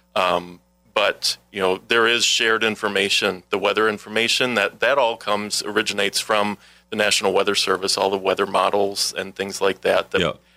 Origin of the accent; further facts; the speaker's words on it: Milwaukee, Wisconsin, United States; moved away as an adult; now in La Crosse, United States; I'm a Wisconsin native. I grew up in the Milwaukee area